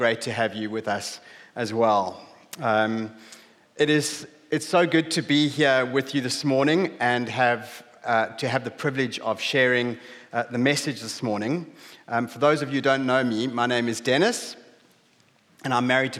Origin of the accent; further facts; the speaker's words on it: South Africa; moved away as an adult; now in Hull, United Kingdom; We grew up in a small town on the southeast coast of South Africa. You might have noticed from my accent.